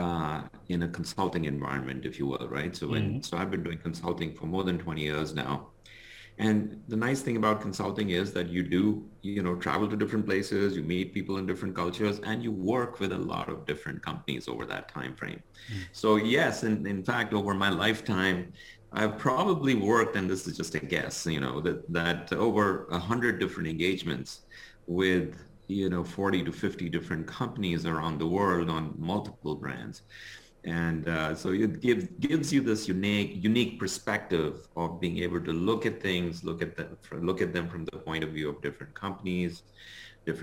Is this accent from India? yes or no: yes; India; moved away as an adult; now in Chicago, United States; Originally, I'm from India. So, you know, I grew up in India. I went through my high school as well as my engineering